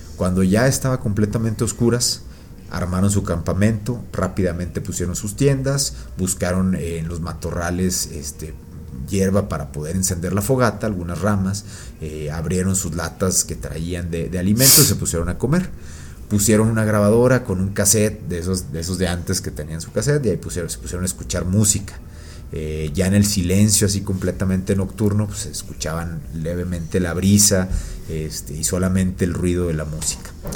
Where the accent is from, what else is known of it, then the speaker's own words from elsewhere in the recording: Mexico; somos mexicanos